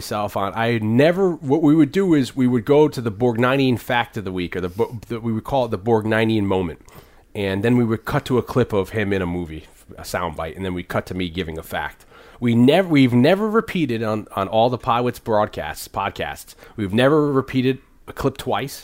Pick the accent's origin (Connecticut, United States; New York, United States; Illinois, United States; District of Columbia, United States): Connecticut, United States; New Haven; also born or lived in Hamden, Connecticut; I was born in New Haven, raised there, moved to the suburb Hamden